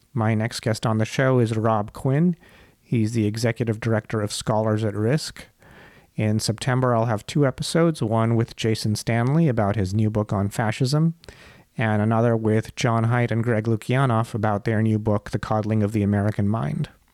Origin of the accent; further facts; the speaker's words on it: India; I'm from India